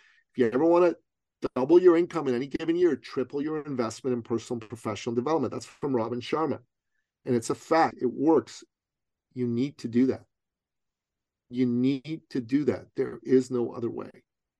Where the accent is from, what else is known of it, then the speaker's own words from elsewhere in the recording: Toronto, Ontario, Canada; Now, she's from Ottawa. I'm from Toronto. 5 hours apart driving distance.